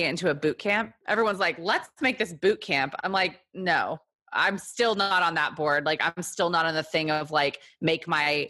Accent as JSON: {"language": "English", "region": "Texas", "country": "United States", "tie": "born or raised there", "also_born_or_lived": "South Korea / New York", "moved": "as an adult", "lives_now": "Brooklyn, United States", "said": "I am from Texas. I was born in Korea, moved to Texas."}